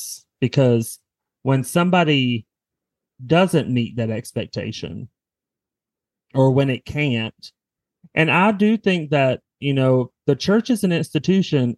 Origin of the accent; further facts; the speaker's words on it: the South, United States; growing up in the South